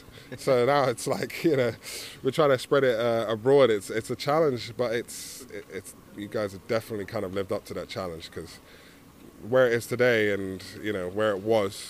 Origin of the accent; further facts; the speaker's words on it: London, United Kingdom; moved away; I like to remind them that I'm from London and that I've been flying the flag since I've been over there.